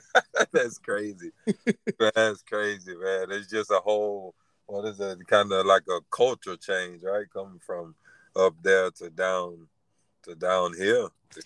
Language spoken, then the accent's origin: English; Louisiana, United States; now in Texas, United States; I'm from Louisiana, so I'm used to the hurricanes and stuff like that.